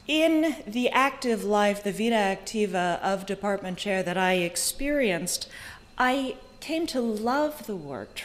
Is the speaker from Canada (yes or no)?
no; Silicon Valley, California, United States; I grew up in Silicon Valley